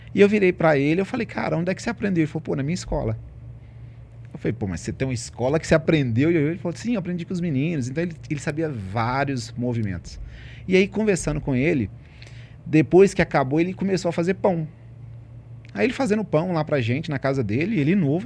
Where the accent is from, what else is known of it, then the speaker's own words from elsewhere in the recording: Ribeirão das Neves, Minas Gerais, Brazil; moved away as an adult; now in Belo Horizonte, Brazil; sou de Ribeirão das Neves, falo com muito orgulho, né? nasci lá, fui criado lá